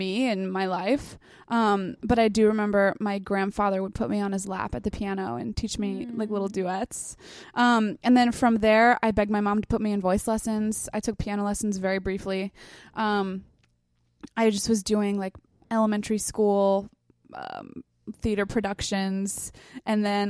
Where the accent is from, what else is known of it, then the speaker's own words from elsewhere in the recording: South Shore, Massachusetts, United States; moved away as an adult; now in Los Angeles, United States; South Shore, Massachusetts, but nobody knows the town I'm from, so I just call it Boston